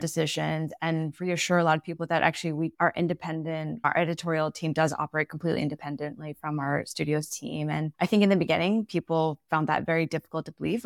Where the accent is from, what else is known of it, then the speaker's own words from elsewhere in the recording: United States; moved away as an adult; now in Singapore; I'm originally American. I'm moved to Singapore six years ago